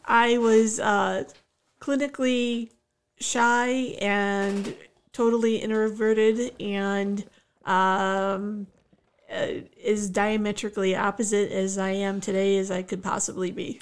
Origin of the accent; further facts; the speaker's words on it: Oak Park, Michigan, United States; also born or lived in West Bloomfield, Michigan; grew up on the wild streets of Oak Park